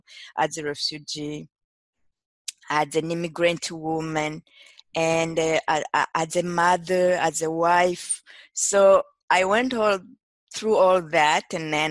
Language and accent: English; Burundi; also born or lived in Quebec, Canada / Detroit, United States; now in United States; I'm originally from Burundi, which is a small country in East Africa. I immigrated to North America in the 90s.